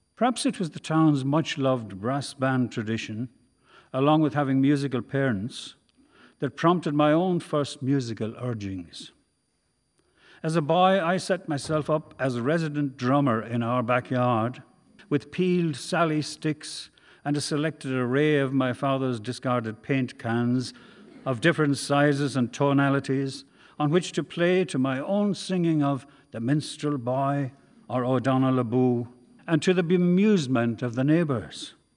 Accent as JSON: {"language": "English", "town": "Carrick-on-Suir", "region": "Tipperary", "country": "Ireland", "tie": "born or raised there", "said": "I was growing up in Carrickonshoor"}